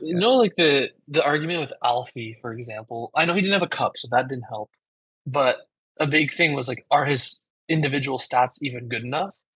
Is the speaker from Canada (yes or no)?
yes; Canada; I'm Canadian